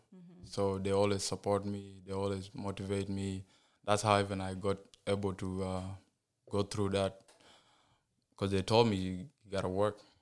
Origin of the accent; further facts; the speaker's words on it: South Sudan; now in United States; I was born in South Sudan